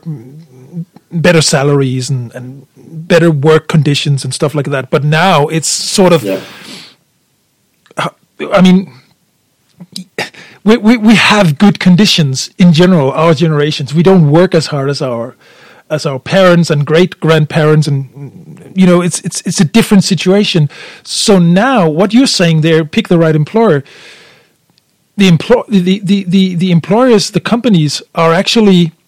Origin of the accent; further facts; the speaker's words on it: Denmark; now in Bavaria, Germany; When I grew up in Denmark